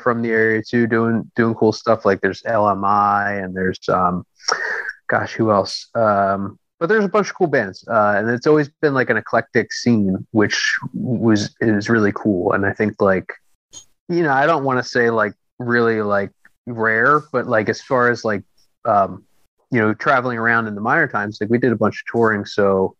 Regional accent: Philadelphia, Pennsylvania, United States; also born or lived in Lansdale, Pennsylvania; I grew up in the city and moved out to Lansdale, Pennsylvania, which is like kind of like about 40 minutes like northwest-ish of sure, Philadelphia.

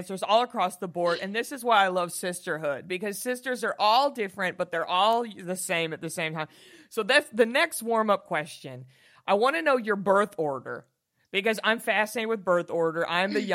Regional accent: Texas, United States; I'm from Texas

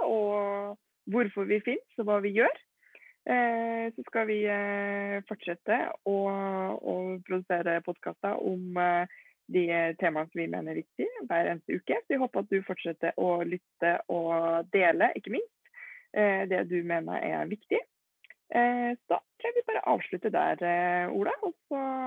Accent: Trondheim, Trøndelag, Norway; Født og oppvokst i Trondheim

